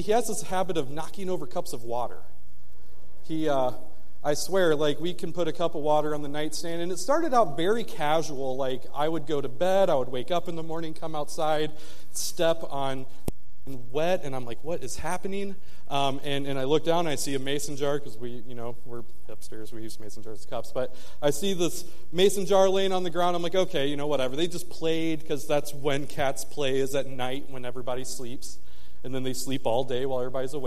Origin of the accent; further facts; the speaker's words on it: Michigan, United States; moved away; I'm from the north, I'm from Michigan